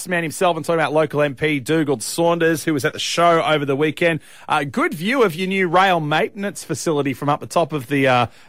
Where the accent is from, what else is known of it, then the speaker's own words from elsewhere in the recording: Australia; I'm too Aussie sometimes. I bring out my inner bogan.